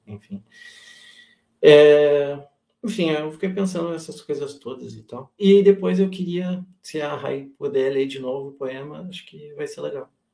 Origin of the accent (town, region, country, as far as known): Brazil